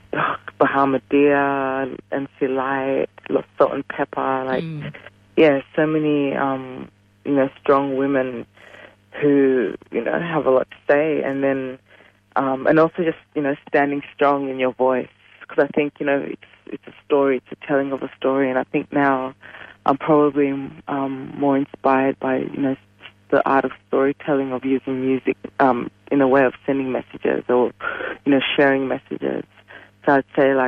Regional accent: Uganda; now in Australia; I'm from Uganda as well

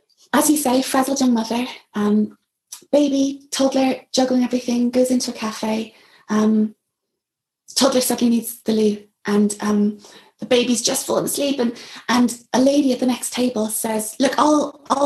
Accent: Belfast, Northern Ireland, United Kingdom; moved away as an adult; also born or lived in England; I'd grown up with a British passport, mixed marriage, you know, one parent Catholic, one parent Protestant, but living in East Belfast

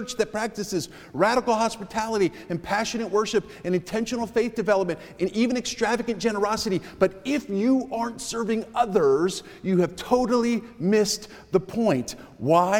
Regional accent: Connecticut, United States; moved away; I was back in my home state of Connecticut

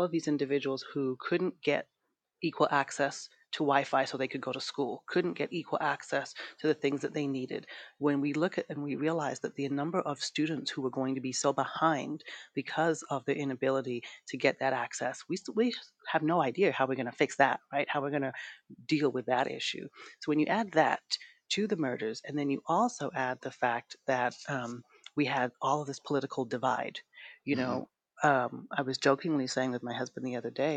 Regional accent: London, United Kingdom; accent: British; also born or lived in Brooklyn, New York, United States; now in Los Angeles, United States; I grew up in London. I was like always one of the like two black people in my school. And then I moved from London to Brooklyn, New York

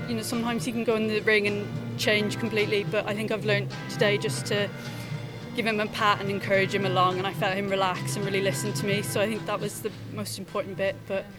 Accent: Ireland; now in United Kingdom; No, I don't know what my accent is at this point, but yeah, it's not.

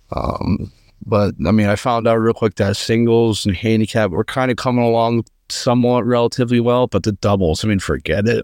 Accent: Friendsville, Pennsylvania, United States; I'm from, uh, a town called Friendsville, Pennsylvania

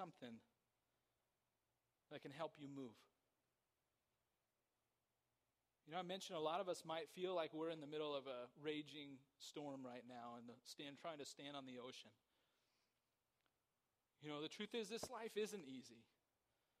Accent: Somerset, California, United States; I grew up in Somerset.

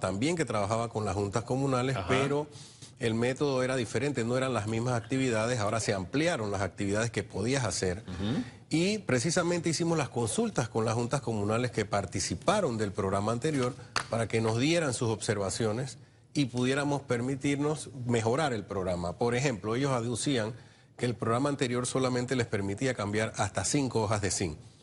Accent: San Miguelito, Panamá Oeste, Panama; yo soy de San Miguelito

